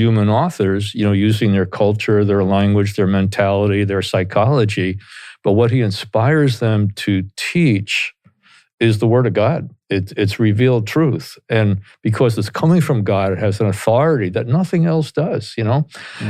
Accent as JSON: {"language": "English", "town": "Teaneck", "region": "New Jersey", "country": "United States", "tie": "born or raised there", "accent": "Jersey", "said": "I love being in Northern New Jersey because I grew up here in Teaneck, New Jersey, and went to Bergen Catholic High School in Oradell, and my parents lived in Montvale for a while. And so I've lost my Jersey accent"}